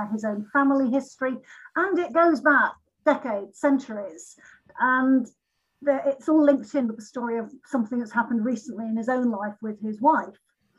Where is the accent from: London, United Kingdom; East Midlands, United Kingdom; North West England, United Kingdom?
East Midlands, United Kingdom; Lincolnshire; I'm from Lincolnshire, but I'm not from the real Fenny part of it.